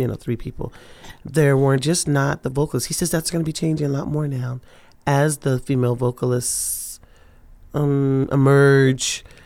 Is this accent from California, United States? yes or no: yes; Los Angeles, California, United States; also born or lived in Louisiana; we ended up in L